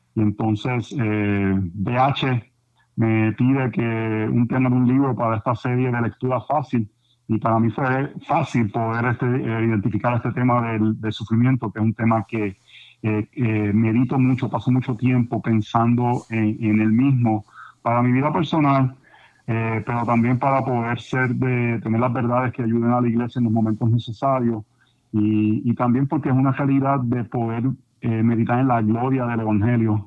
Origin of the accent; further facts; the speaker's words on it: Puerto Rico; yo me crié como buen puertorriqueño